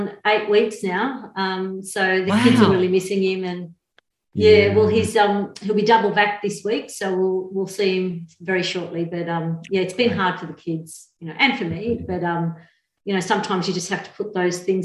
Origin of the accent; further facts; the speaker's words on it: Australia; also born or lived in Beirut, Lebanon; My dad was able to get my mum and my two other sisters and myself over from Beirut over to Australia, just like literally as the war was breaking out. And so we got to grow up in Australia